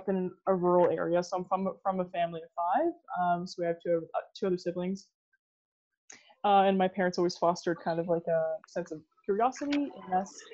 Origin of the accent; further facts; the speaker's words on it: Sudbury, Ontario, Canada; I grew up in Sudbury, Ontario. I'm still currently in Sudbury